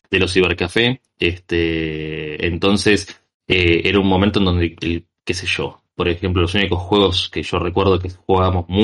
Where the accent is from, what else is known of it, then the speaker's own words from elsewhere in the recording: Argentina; La, la respuesta es muy simple. Soy de Argentina, hombre.